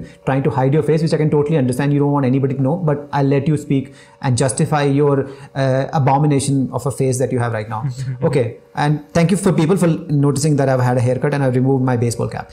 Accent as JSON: {"language": "English", "country": "India", "said": "We are like Indian Asians"}